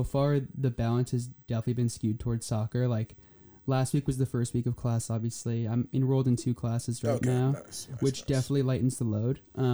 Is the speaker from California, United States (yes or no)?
no; New Jersey, United States; also born or lived in Poland; I'm from New Jersey